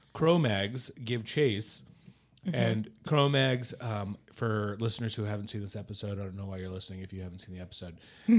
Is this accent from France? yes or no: yes; France; I am French.